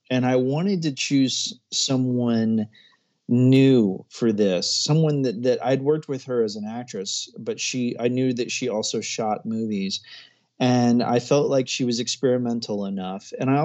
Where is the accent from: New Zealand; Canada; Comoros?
Comoros; also born or lived in Ecuador; I was born in Ecuador. I spent a good deal of my childhood in not a very well-known place called the Comoro Islands off the east coast of Africa.